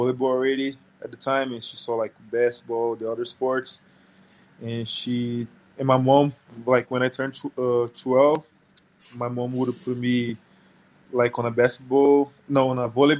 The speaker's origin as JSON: {"language": "English", "country": "Brazil", "moved": "yes", "said": "I'm playing for the Rockets right now. And I'm from Brazil. I'm 24 years old."}